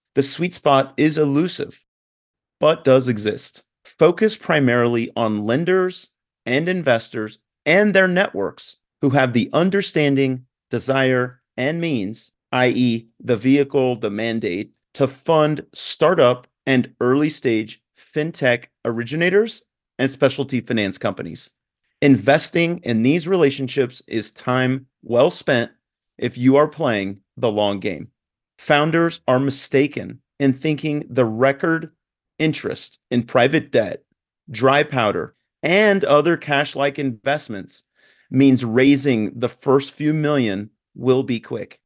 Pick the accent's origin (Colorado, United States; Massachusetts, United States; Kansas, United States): Kansas, United States; Newton; moved away as an adult; also born or lived in Italy; now in Atlanta, United States; I grew up in Newton, Kansas